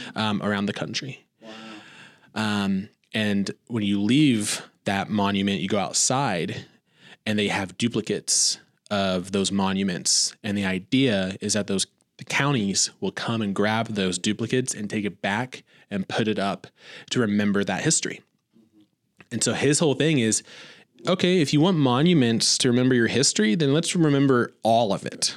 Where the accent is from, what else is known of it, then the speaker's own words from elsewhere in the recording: Indiana, United States; now in Joplin, United States; growing up in Indiana